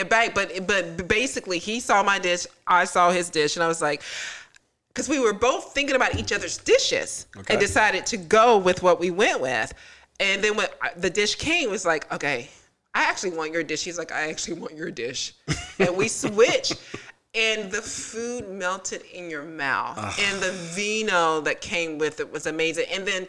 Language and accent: English; Tallahassee, Florida, United States; I love Tallahassee, but I'm not sure if we have a Michelin in Tallahassee.